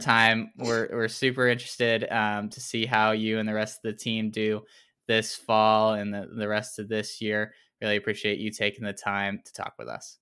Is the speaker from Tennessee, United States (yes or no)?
yes; Tennessee, United States; grew up in Tennessee